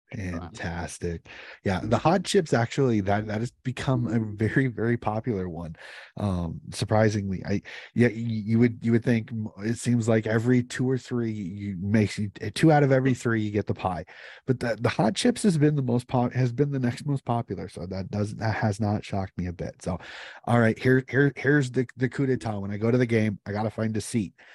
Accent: United States; As an American

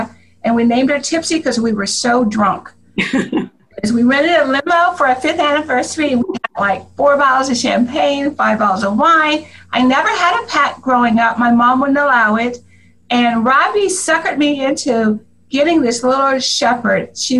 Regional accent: Farmville, Virginia, United States; Well, I was raised in Farmville, Virginia. And I've been married 41 years to a white man.

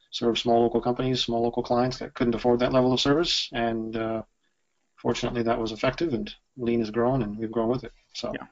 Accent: Japan; moved away as an adult; I was born and raised in Japan. I spent about, uh, well, I, I lived there the first 18 years of my life, and then back and forth another probably a couple years worth of, of living in Japan.

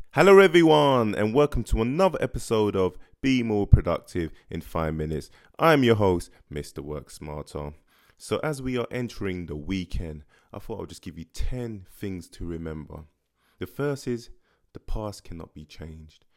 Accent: London, United Kingdom; growing up in Tottenham

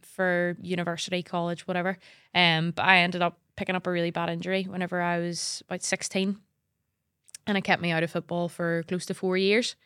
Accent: Northern Ireland, United Kingdom; moved away as an adult; also born or lived in England

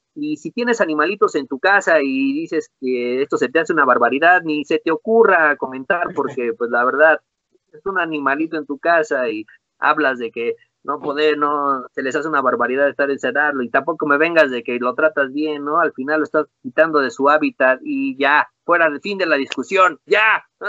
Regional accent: Mexico; soy mexicano

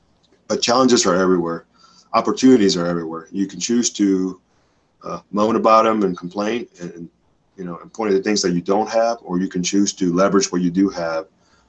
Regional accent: Dominican Republic; That was an everyday thing where I grew up in the Dominican Republic.

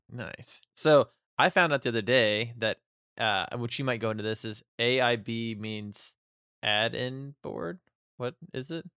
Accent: United States; I'm American

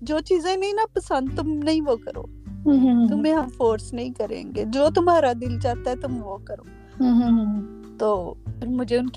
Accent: Gakhar Mandi, Punjab, Pakistan; میں نے گجرا والا کے قریبی ایک ٹاؤن تھا گکھڑ منڈی میں وہاں پہ پیدا ہوئی اور ہمارا بچپن بھی وہیں پہ گزرا اور میرے دادا جی پاسٹر تھے

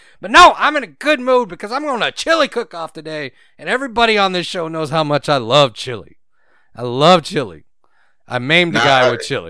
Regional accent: Houston, Texas, United States; born or raised there; moved away

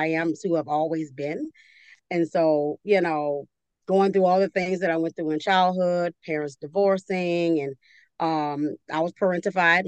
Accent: New Orleans, Louisiana, United States; I'm from New Orleans

